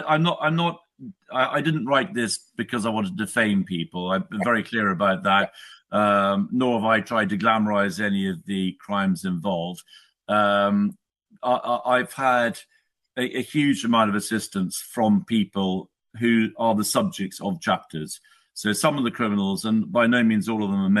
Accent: United Kingdom; I'm a Brit, I live in the UK

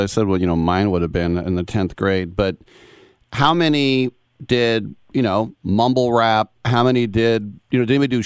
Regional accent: Richmond, California, United States; I come from Richmond, California, and they had, I coached there

